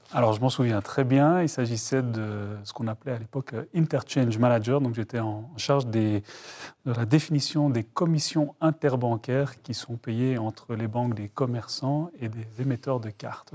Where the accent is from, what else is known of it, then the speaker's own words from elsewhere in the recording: Brussels, Brussels-Capital Region, Belgium; moved away; je suis originaire de Bruxelles